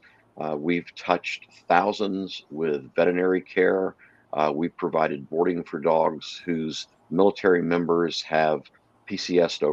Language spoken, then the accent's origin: English; Texarkana, Texas, United States; moved away as an adult; also born or lived in Dallas, Texas / Tyler, Texas; now in West Coast, United States; I grew up in Texarkana, Texas, lived in Dallas, then lived in Tyler for a while